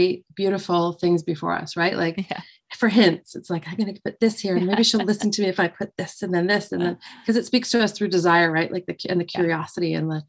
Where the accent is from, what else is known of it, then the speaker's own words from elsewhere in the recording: Ottawa, Ontario, Canada; I grew up in Ottawa here in Canada